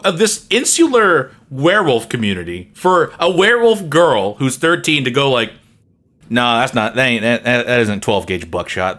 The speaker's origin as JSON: {"language": "English", "country": "United States", "said": "as an American"}